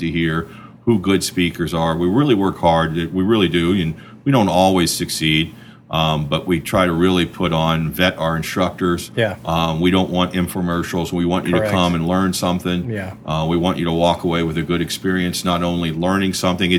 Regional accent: South Florida, United States; I'm from South Florida

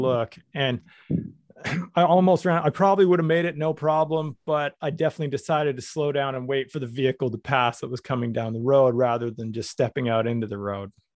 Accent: Canada; I'm from Canada

